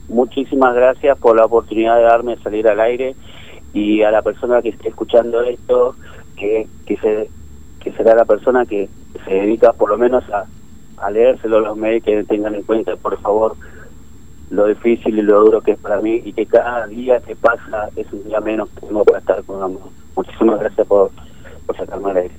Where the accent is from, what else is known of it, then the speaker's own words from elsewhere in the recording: Formosa, Argentina; moved away as an adult; now in Lanús, Argentina; yo soy nacido en Formosa, sí, viví la, mitad de mi vida ahí, yo tengo 43 años, vine a, vivir a Buenos Aires a los, 21 años